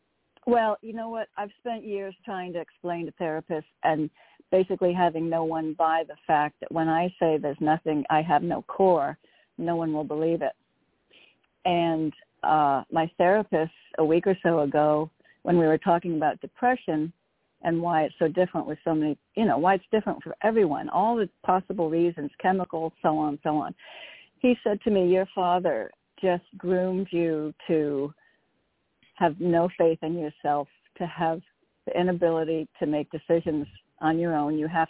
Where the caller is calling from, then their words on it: Connecticut, United States; from Connecticut.